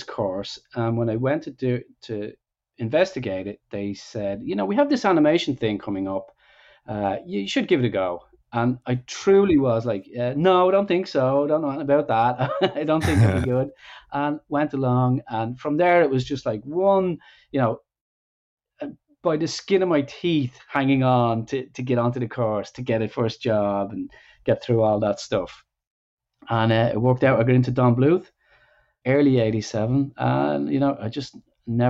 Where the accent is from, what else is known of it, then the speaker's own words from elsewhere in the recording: Ireland; also born or lived in Dublin; I'm from Ireland, grew up there, of course, in the 80s